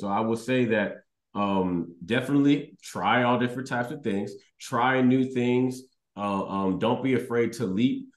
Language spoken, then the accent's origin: English; Houston, Texas, United States; I was raised in Texas